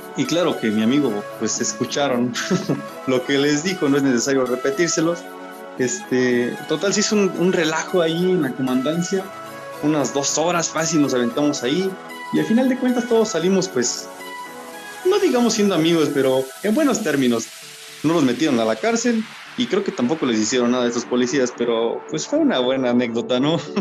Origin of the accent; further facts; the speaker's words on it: Polotitlán, State of Mexico, Mexico; todo sucede acá en mi pueblo, en un pueblito donde yo vivo, que se llama Polotitlán